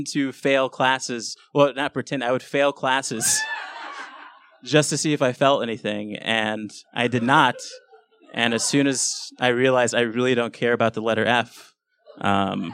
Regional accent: Los Angeles, California, United States; I grew up in South Central LA, which is a pretty bad neighborhood

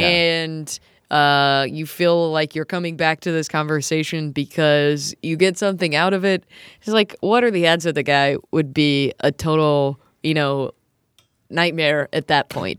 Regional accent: Lancaster, South Carolina, United States; where I'm from in South Carolina. It's like, I'm from Lancaster.

